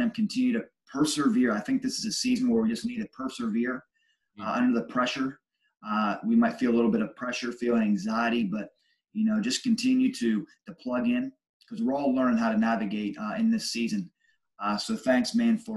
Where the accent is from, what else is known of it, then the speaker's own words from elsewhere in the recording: Rochester, New York, United States; I'm from Rochester, New York. And here in Rochester